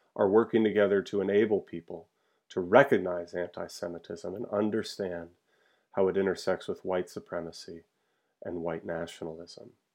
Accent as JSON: {"language": "English", "town": "Charlottesville", "region": "Virginia", "country": "United States", "tie": "born or raised there", "moved": "yes", "said": "my hometown of Charlottesville, Virginia"}